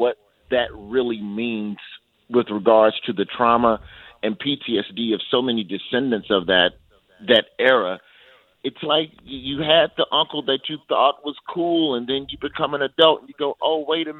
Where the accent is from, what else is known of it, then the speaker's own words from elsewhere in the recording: Alabama, United States; I grew up in Alabama.